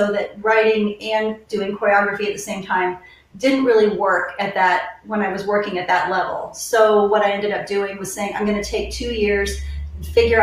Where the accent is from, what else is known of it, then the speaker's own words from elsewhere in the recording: Ohio, United States; now in Wylie, United States; I grew up in Ohio